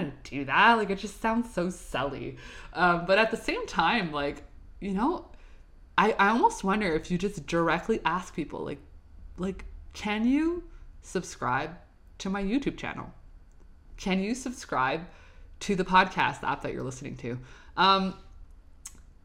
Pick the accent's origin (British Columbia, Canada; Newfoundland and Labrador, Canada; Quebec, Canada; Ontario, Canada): Quebec, Canada; Montreal; I'm from Montreal. I'm filming in Montreal, Canada, you know, Quebec.